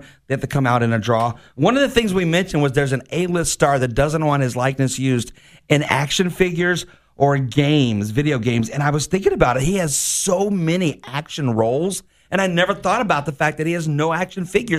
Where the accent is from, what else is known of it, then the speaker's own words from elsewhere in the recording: Mayport, Florida, United States; Growing up in Mayport, we used to go to that facility